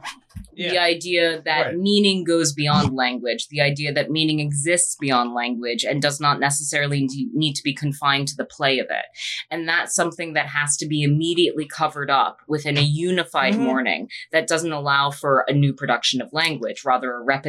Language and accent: English; England, United Kingdom; No, I'm English and I hate myself.